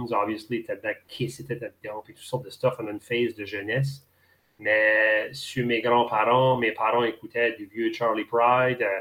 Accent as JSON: {"language": "French", "region": "New Brunswick", "country": "Canada", "accent": "Chiac"}